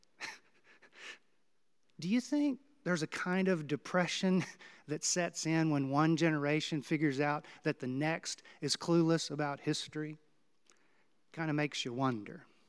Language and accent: English; Houston, Texas, United States; now in Kansas City, United States; my hometown of Houston